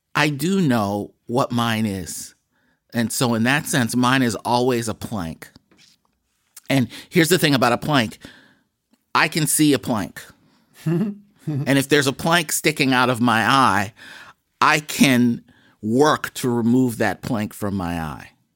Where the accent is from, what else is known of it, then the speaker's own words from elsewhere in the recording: Boston, Massachusetts, United States; When I was a kid growing up in Mattapan